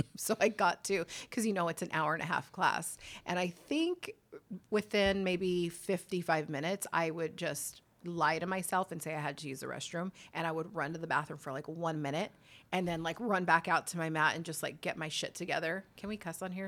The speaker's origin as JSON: {"language": "English", "town": "Whittier", "region": "California", "country": "United States", "tie": "born or raised there", "also_born_or_lived": "Los Angeles / Long Beach", "moved": "as an adult", "said": "born and raised in Whittier"}